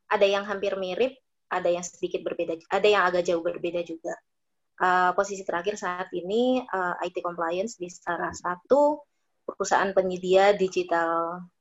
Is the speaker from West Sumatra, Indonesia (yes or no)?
yes; Padang, West Sumatra, Indonesia; Gue orang Padang.